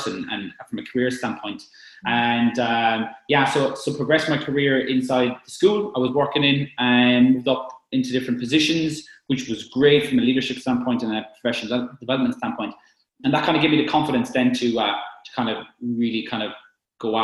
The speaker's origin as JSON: {"language": "English", "country": "Ireland", "said": "being Irish and you know, I think being on an island, we're in our own little bubble sometimes, and Irish people, we have our own, you know, habits"}